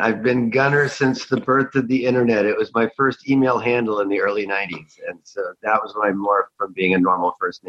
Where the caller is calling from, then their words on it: San Francisco, California, United States; I'm in San Francisco on this mostly sunny morning.